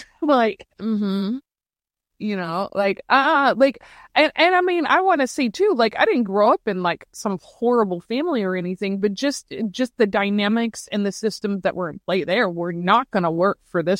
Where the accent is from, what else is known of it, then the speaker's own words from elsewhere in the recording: St. Louis, Missouri, United States; I'm a Midwesterner. Originally from St. Louis.